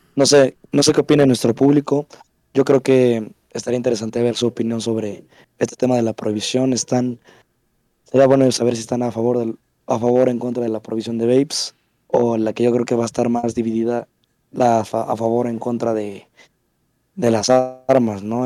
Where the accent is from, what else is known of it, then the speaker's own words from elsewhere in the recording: Mexico; yo lo digo como mexicano